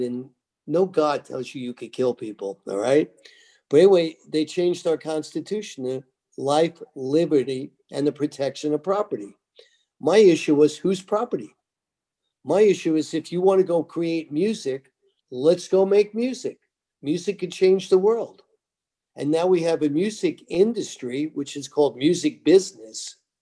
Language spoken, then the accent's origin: English; Roslyn, New York, United States; moved away; also born or lived in Manhattan, New York / Tennessee; I was born in Manhattan, grew up in a place called Roslyn